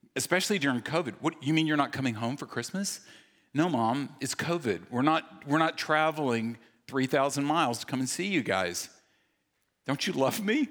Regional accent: the South, United States; when I was a kid, I grew up in the South

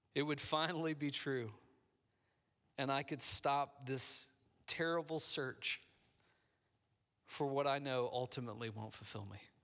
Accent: Midwest, United States; moved away; I grew up in the Midwest

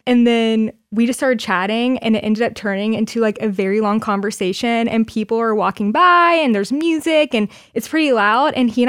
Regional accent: Florida, United States; also born or lived in Mississippi; So, I am originally from Florida, and I basically grew up there my whole life. Lived in Mississippi for a hot minute, but that's besides the point.

